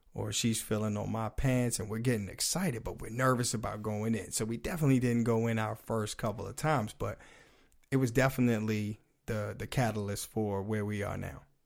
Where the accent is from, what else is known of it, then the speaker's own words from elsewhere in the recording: United States; accent: DMV; dude from the, the D M V, uh, major metropolitan area. So I got that, uh, accent in here.